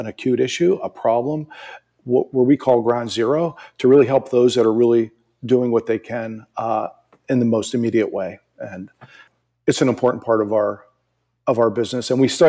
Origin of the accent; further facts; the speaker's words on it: East Coast, United States; You know, I'm originally from the East Coast.